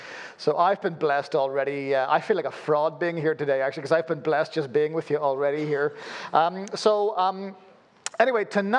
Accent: Belfast, Northern Ireland, United Kingdom; born there; accent: weird; Forgive my weird accent. Born in Belfast, lived all over the place, so you end up with a weird accent like this when you live that kind of nomadic existence.

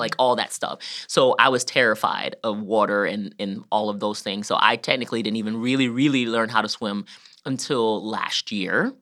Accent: Georgia, United States; born or raised there; moved away as an adult; now in Columbus, United States

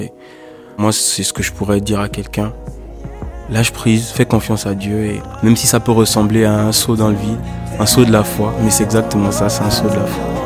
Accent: Gabon; je suis gabonais

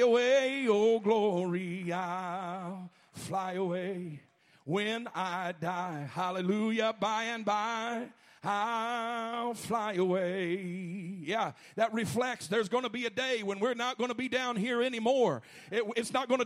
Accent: Alabama, United States; I'm from Alabama

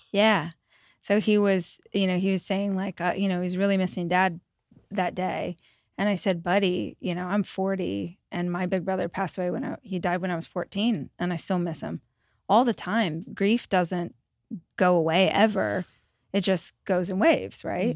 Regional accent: Bakersfield, California, United States; I grew up in Bakersfield, so Central Valley of California

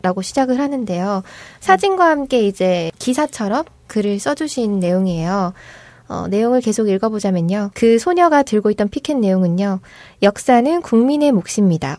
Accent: Gyeongsang, South Korea; accent: Gyeongsang dialect; 저는 사투리도 평소에 쓰는 데다가 음. 네, 경상도 여자들이 좀 거칠거든요

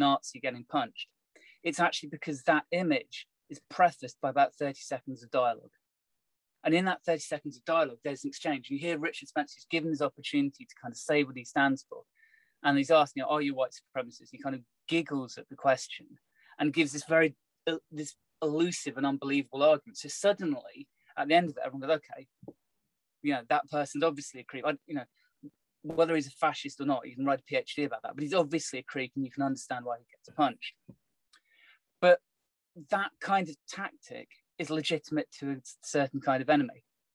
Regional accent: United Kingdom; I'm very Brit in my perspective.

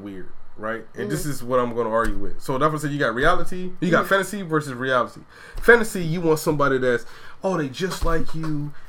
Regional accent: Georgia, United States; I'm from Georgia, though.

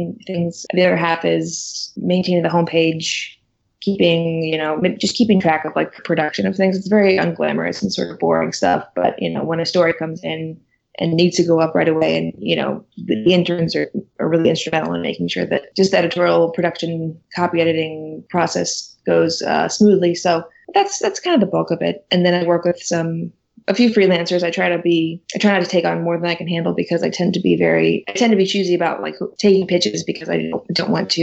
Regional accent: St. Louis, Missouri, United States; moved away; I'm from St. Louis, so I used to work with Jobs of Justice when I was in college

